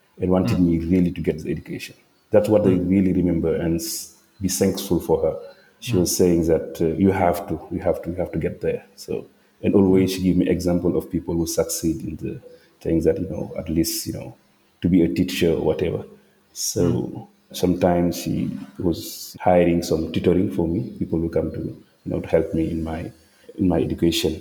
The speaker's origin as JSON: {"language": "English", "region": "Thiès", "country": "Senegal", "tie": "born or raised there", "moved": "yes", "said": "I'm from Senegal, which is the westernmost country of Africa. And I was born actually in a city next to the capital. It is called Thiès."}